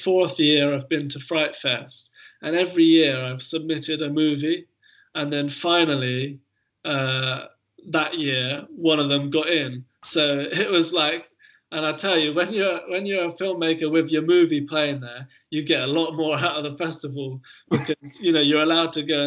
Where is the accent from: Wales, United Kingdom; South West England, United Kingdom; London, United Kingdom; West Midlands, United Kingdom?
South West England, United Kingdom; Hilperton; also born or lived in Bristol; I was born in Bristol, but I grew up most of my childhood living in a tiny little village called Hilperton, which is in Wiltshire near Trowbridge.